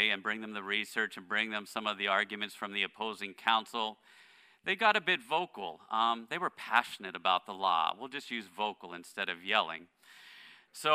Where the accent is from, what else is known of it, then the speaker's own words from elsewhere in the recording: Pittsburgh, Pennsylvania, United States; moved away; my hometown of Pittsburgh